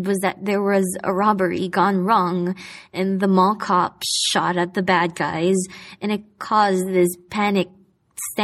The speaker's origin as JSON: {"language": "English", "town": "Manila", "region": "Metro Manila", "country": "Philippines", "tie": "born or raised there", "moved": "as an adult", "lives_now": "Hong Kong", "said": "I decided to go back to Manila"}